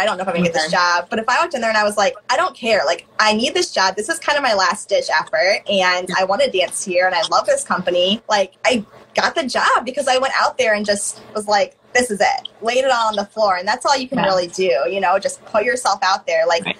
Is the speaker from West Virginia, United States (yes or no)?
no; Michigan, United States; also born or lived in Missouri / Indiana; now in Madison, United States; So yeah, I'm from the Midwest, but yeah, from Michigan, lived in Missouri for a long time, Indiana, okay. And I'm in Wisconsin.